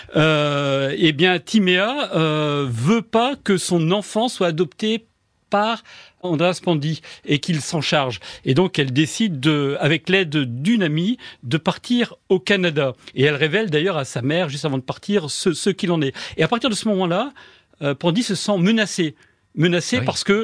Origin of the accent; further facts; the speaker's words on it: France; accent: French; j'ai un accent français